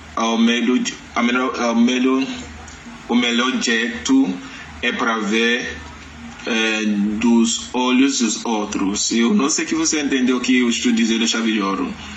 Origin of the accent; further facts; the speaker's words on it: Lagos, Nigeria; Portuguese is a second language; moved away; also born or lived in Ondo State; venho da Nigeria, do estado de Ondo, mas nas, nasci em Lagos e cresci em Lagos